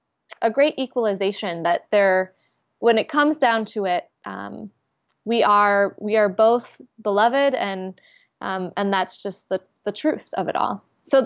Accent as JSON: {"language": "English", "region": "Minnesota", "country": "United States", "tie": "born or raised there", "said": "I'm the sixth generation to grow up at the specific congregation that I grew up in Minnesota."}